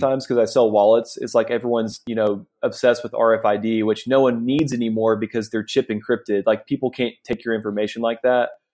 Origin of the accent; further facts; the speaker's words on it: Arkansas, United States; moved away as an adult; now in India; I'm from the States. I went to the University of Arkansas.